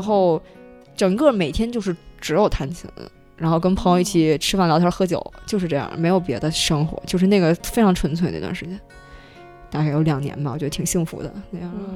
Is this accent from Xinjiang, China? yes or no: no; Beijing, China; 因为我是北京的